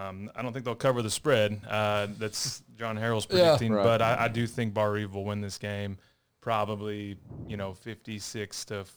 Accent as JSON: {"language": "English", "area": "Shakamak", "region": "Indiana", "country": "United States", "moved": "yes", "said": "I'm not from around here. I'm from Shackamack."}